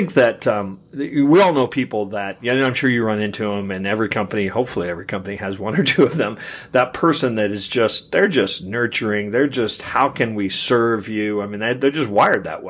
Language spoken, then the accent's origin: English; Kansas City, Missouri, United States; my hometown of Kansas City